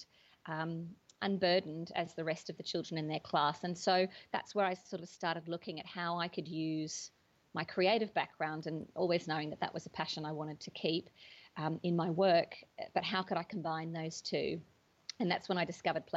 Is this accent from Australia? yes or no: yes; Australia; moved away as an adult; now in United Kingdom; I grew up in Australia mostly. But after I moved to the UK about 10 years ago